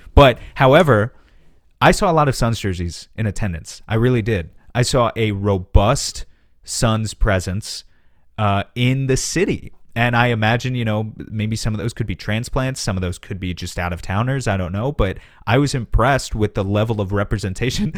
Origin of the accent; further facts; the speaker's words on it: New York City, New York, United States; moved away; I grew up right around New York City. I haven't lived there in a while.